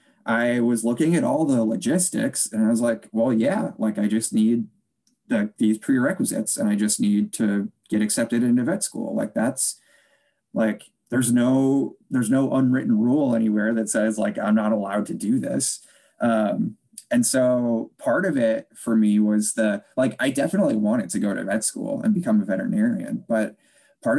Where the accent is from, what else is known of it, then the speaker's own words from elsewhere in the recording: Chicago, Illinois, United States; also born or lived in Des Moines, Iowa; I grew up just outside Chicago, Illinois